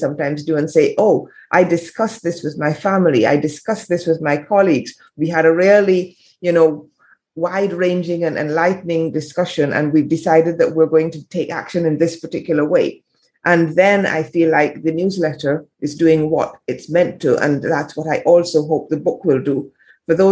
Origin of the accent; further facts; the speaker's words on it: Barbados; moved away as an adult; also born or lived in England / France; I'm in Barbados now. I spent a lot of time in the Caribbean as a child. I grew up here. I was born in England.